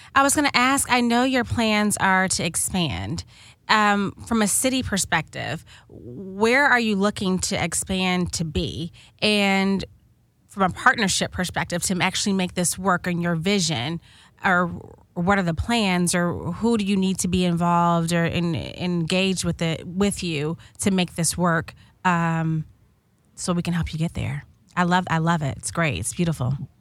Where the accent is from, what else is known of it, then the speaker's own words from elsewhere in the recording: Chicago, Illinois, United States; moved away; I'm from Chicago originally